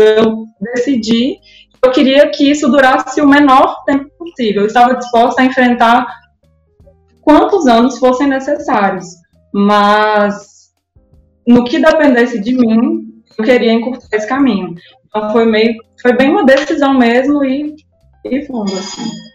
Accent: Goiás, Brazil; moved away; Eu sou de Goiás, sou natural de Goiás

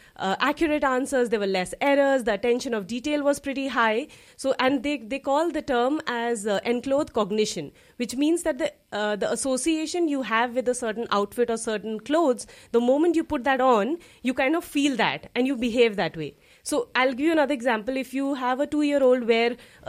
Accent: India; moved away as an adult; also born or lived in United States; now in Luxembourg; I'm from India originally, and I've been living in Luxembourg now for nearly 10 years

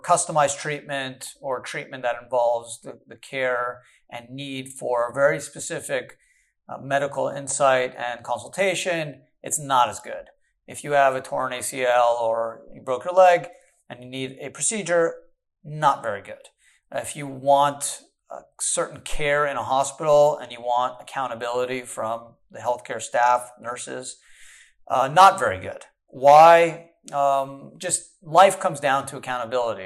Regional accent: Canada; now in United States; I was born in Canada

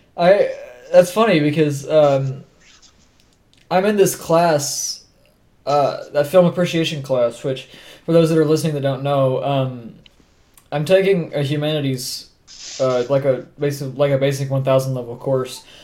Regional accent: Oklahoma, United States; we're three dudes from Oklahoma

